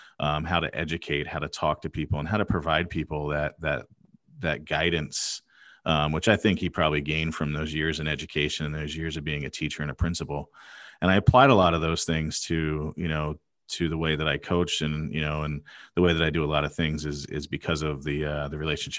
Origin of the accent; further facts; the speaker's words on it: Pennsylvania, United States; So growing up outside of Philadelphia, great parents, really education focused.